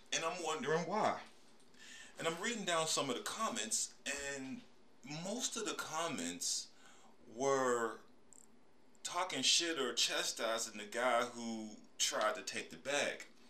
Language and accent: English; Pittsburgh, Pennsylvania, United States; moved away as an adult; also born or lived in Atlanta, Georgia; was born and raised in Pittsburgh, Pennsylvania